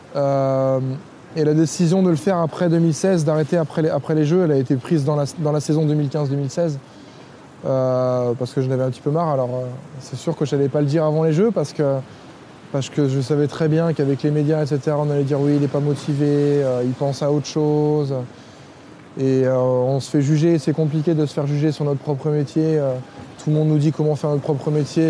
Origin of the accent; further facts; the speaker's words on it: Lyon, Auvergne-Rhône-Alpes, France; je suis, lyonnais. J'ai été bercé à, à Gerland